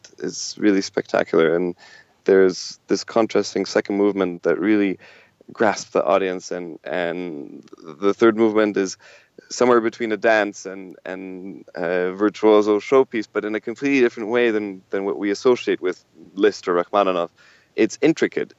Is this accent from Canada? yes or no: yes; Canada; we're all Canadian